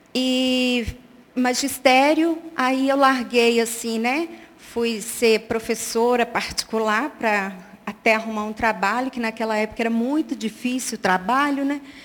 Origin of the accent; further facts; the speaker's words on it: Belo Horizonte, Minas Gerais, Brazil; also born or lived in Montes Claros, Minas Gerais; Eu sou de Montes Claros, eu cheguei em Belo Horizonte por volta de quatro anos